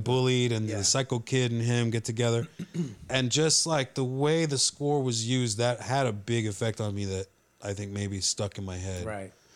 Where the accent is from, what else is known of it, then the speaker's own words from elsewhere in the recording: Laredo, Texas, United States; we're all from Laredo.